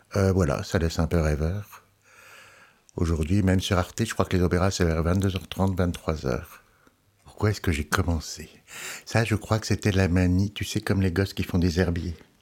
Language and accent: French; Alsace, Grand Est, France; now in Lyon, France; Je suis alsacien.